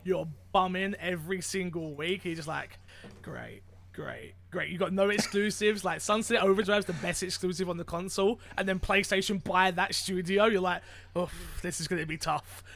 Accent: United Kingdom; I am not Canadian, but British.

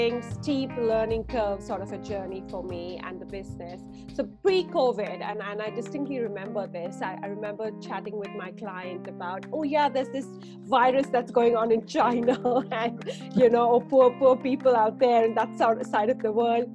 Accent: India; moved away; I'm born and raised in India

